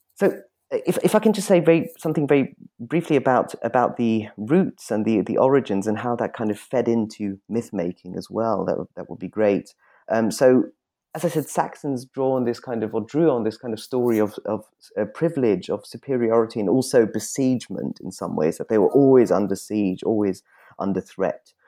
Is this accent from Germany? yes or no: yes; Munich, Bavaria, Germany; moved away; I grew up in Munich